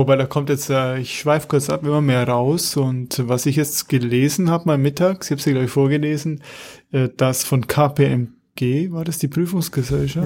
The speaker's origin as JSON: {"language": "German", "town": "Munich", "region": "Bavaria", "country": "Germany", "said": "als Münchner"}